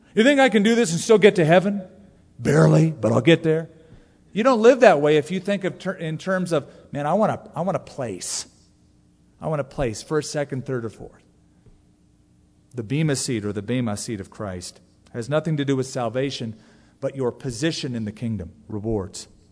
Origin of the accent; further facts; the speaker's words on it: California, United States; when I was growing up in California